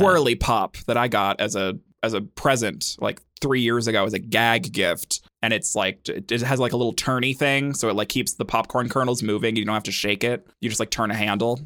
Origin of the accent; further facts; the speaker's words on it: United States; I grew up in America, in the United States of America, 'cause I'm American